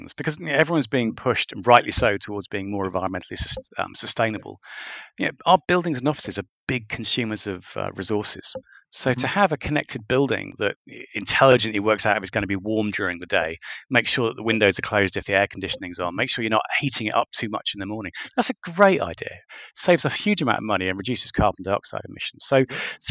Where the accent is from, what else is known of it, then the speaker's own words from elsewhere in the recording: United Kingdom; I'm a Brit